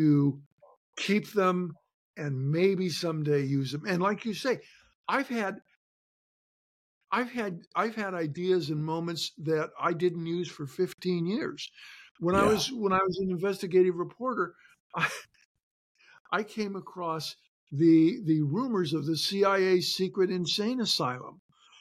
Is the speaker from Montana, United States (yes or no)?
yes; Shelby, Montana, United States; now in Washington, United States; I'm back in my hometown of Shelby, Montana.